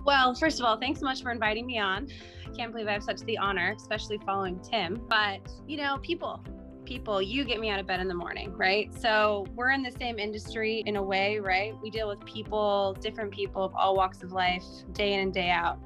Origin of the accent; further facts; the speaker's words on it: Utah, United States; I grew up in Utah